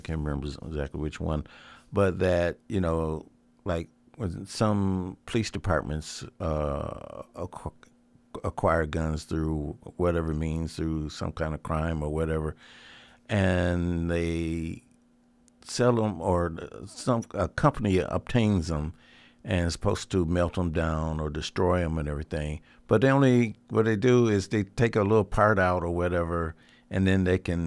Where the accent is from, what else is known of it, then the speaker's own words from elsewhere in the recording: Illinois, United States; moved away as an adult; now in Arizona, United States; I'm originally from Illinois.